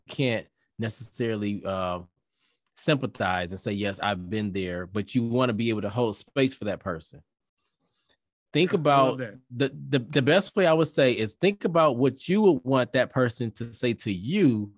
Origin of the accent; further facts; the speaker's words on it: Detroit, Michigan, United States; I'm from Detroit.